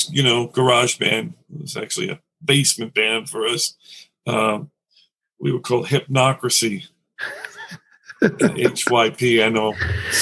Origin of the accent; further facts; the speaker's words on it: New York City, New York, United States; also born or lived in Nassau County, Long Island; I grew up in Queens in Astoria, and we moved out to Nassau County, to Long Island